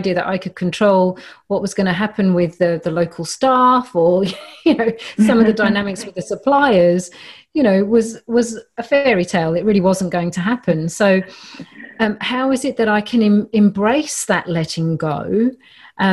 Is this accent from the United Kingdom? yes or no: yes; London, United Kingdom; moved away; also born or lived in Mediterranean; growing up in Northwest London